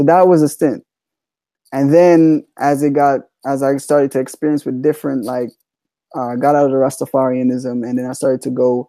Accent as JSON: {"language": "English", "country": "Jamaica", "said": "I'm Jamaican, so I was raised as Jamaican"}